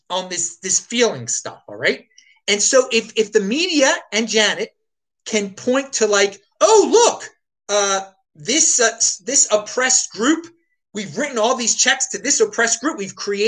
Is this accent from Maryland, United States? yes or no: yes; Baltimore, Maryland, United States; I'm from Baltimore City, home of some famous raves back in the day